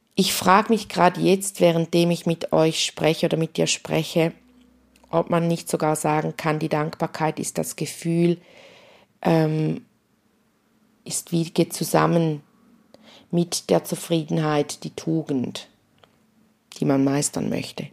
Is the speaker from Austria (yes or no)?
no; St. Gallen, Switzerland; bei uns in St. Gallen